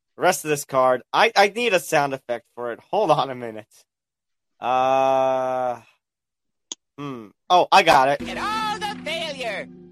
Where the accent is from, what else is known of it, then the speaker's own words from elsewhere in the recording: New York, United States; my home state of New York